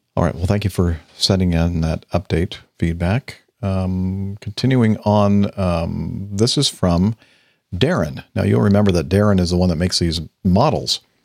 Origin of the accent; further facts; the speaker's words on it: Los Alamitos, California, United States; where I grew up in Los Alamitos.